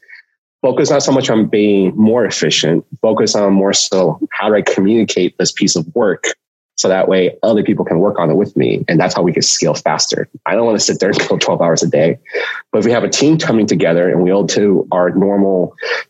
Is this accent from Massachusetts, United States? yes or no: no; Cupertino, California, United States; I grew up in Cupertino. I grew up in Silicon Valley. So I've been here almost my whole entire life